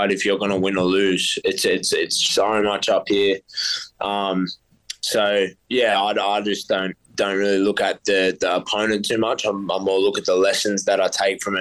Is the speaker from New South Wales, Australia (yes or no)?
yes; Central Coast, New South Wales, Australia; I've felt nothing but love from my hometown, and I feel like they're all right behind me. The Central Coast has been like so supportive